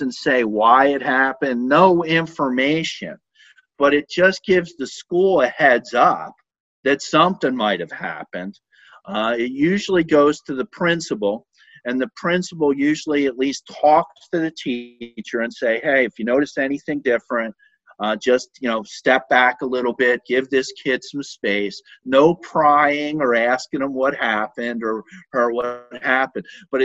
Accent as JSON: {"language": "English", "town": "Philadelphia", "region": "Pennsylvania", "country": "United States", "tie": "born or raised there", "moved": "yes", "said": "I grew up in Philadelphia, and I was always very afraid of the police in Philadelphia growing up"}